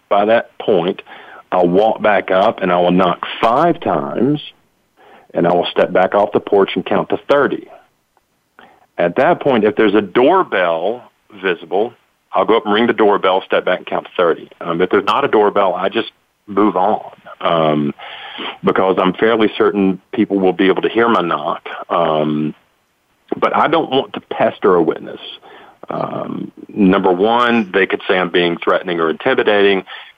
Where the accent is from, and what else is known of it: Tennessee, United States; born or raised there